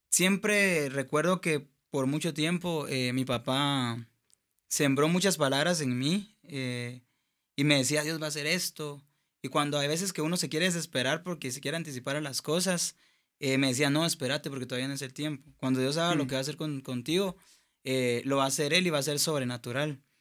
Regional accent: Escuintla, Guatemala; Yo nací en Squintla

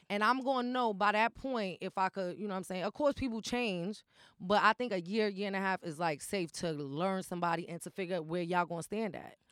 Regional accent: New York City, New York, United States; also born or lived in Kingsbridge, Bronx; I was raised in the projects or whatever. So Patterson is, like, my home

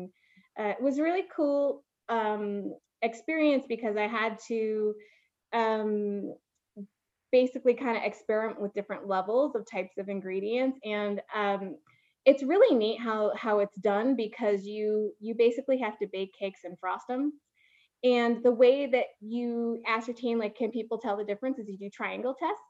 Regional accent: Waukegan, Illinois, United States; I'm from the suburbs of Chicago

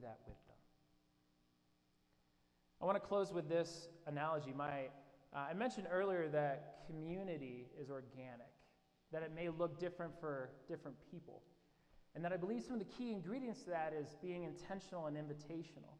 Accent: Indianapolis, Indiana, United States; that same church that I mentioned that I grew up in Indianapolis

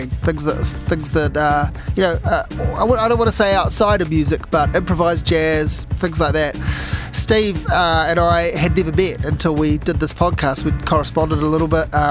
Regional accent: Dunedin, Otago, New Zealand; Dunedin. Came from Dunedin.

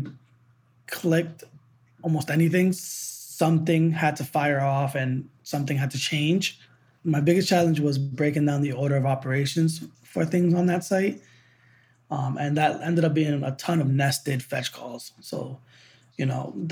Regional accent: Boston, Massachusetts, United States; moved away as an adult; I'm from New England, from the Boston area

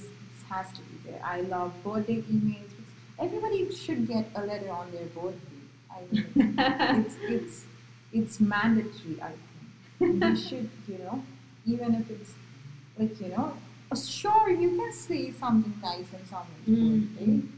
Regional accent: Gujarat, India; first language Marathi; English is a second language; moved away as an adult; also born or lived in Maharashtra; now in United States; I was born in Maharashtra but brought up in Gujarat.

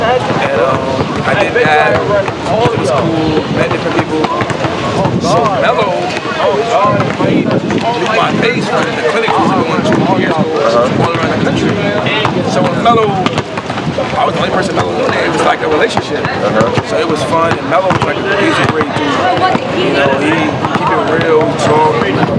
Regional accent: New Jersey, United States; I'm from Jersey. We know a lot of people.

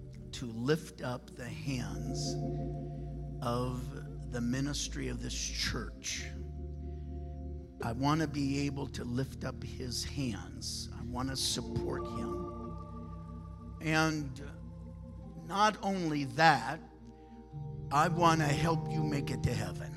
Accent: Michigan, United States; I'm from Michigan

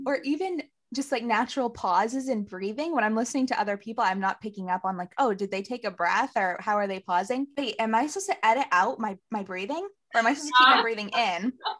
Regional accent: Maine, United States; also born or lived in Arkansas; because I was born in Arkansas, but we moved to Maine.

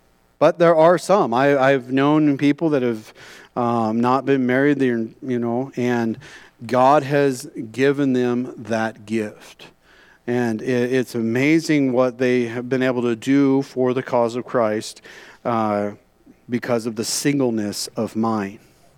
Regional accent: California, United States; I came from California, my wife came from Virginia, and we met at a camp in the middle of Utah, okay?

